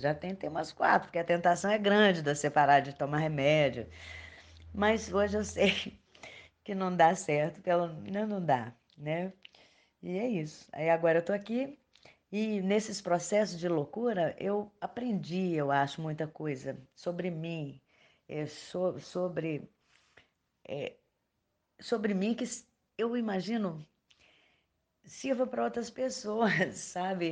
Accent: Belo Horizonte, Minas Gerais, Brazil; nasci e vivo ainda em Belo Horizonte, Minas Gerais.

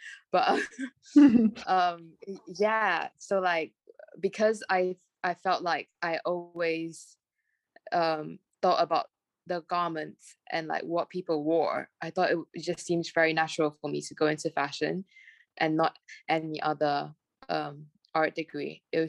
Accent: Malaysia; English is a second language; now in United Kingdom; And I'm like, no, I'm Malaysian. Even Malaysians sometimes tell me that.

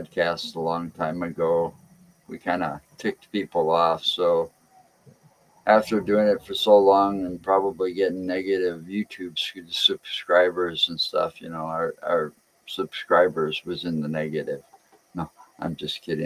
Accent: Wisconsin, United States; That's where I was born and raised around Wisconsin.

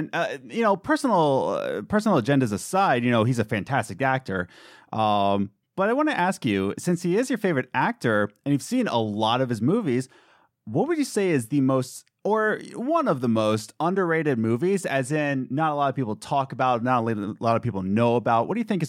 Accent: Philadelphia, Pennsylvania, United States; Being from Philly ourselves, and you, yeah, mm-hmm. we grew up in Northeast Philly, so shout out to Northeast High School.

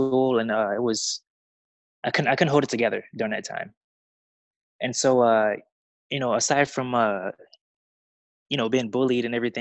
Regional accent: Chicago, Illinois, United States; now in Las Vegas, United States; I currently reside in Las Vegas, Nevada, but I'm from Chicago, Illinois

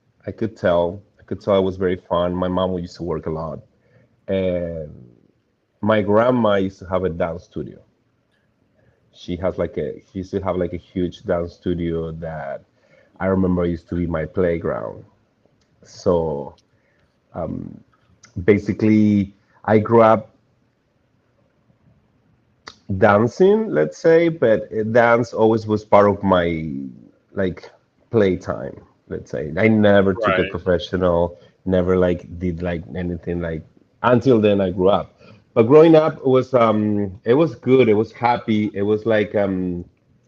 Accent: Mendoza, Argentina; now in Florida, United States; I was born in Argentina, Mendoza, exactly, Mendoza, Argentina.

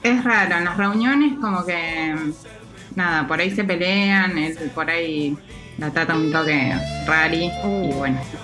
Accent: Luis Beltrán, Río Negro, Argentina; moved away; estuve un mes en mi pueblo, que es

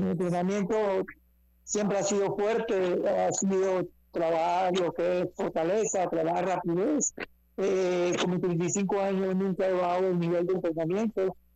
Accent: Panama; vamos a pelear en, la, en, el país de Panamá, contento porque voy a pelear en mi país.

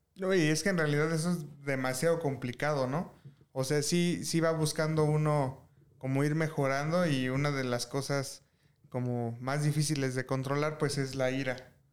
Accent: Mexico; como mexicano

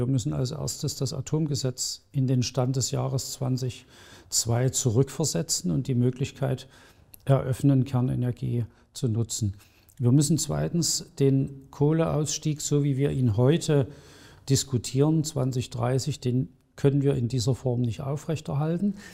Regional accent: Saxony, Germany; in den letzten Wochen sehr intensiv mit der Geschichte der alten Bundesrepublik beschäftigt, die ich als Sachse nicht so gut kannte.

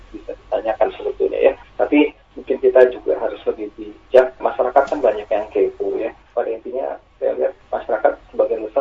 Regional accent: Aceh, Indonesia; di kampung saya di Aceh itu tidak ada COVID satupun juga tidak ada orang juga jarang berpergian.

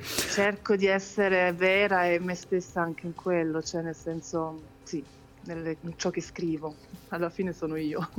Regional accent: Switzerland; sono nata e cresciuta in Svizzera

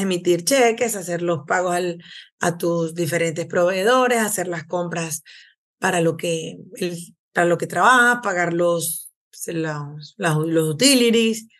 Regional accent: Venezuela; moved away as an adult; now in United States; soy de Venezuela

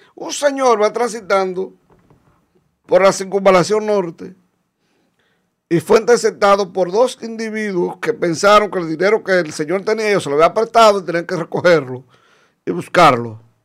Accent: Dominican Republic; yo soy dominicano y amo mi país más que cualquier otro

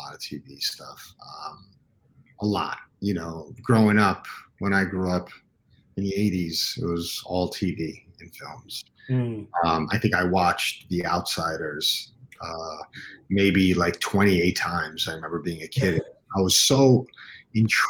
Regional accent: New York City, New York, United States; I grew up uptown Manhattan in Washington Heights

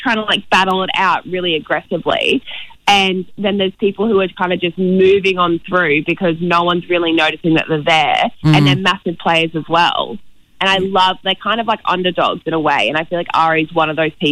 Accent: Brisbane, Queensland, Australia; We're both from Brisbane

